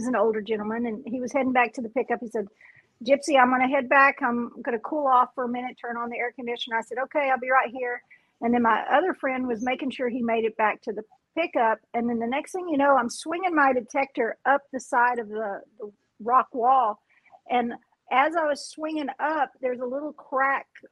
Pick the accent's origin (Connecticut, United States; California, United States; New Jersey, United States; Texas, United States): Texas, United States; West; I grew up in West Texas